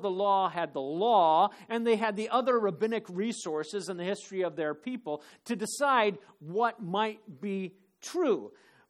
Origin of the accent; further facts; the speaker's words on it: Phoenix, Arizona, United States; moved away; when I was growing up in Phoenix